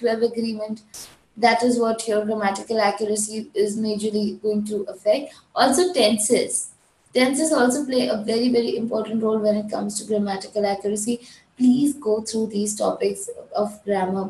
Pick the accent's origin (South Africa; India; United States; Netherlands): India; Gujarat; I'm from India, I belong to Gujarat.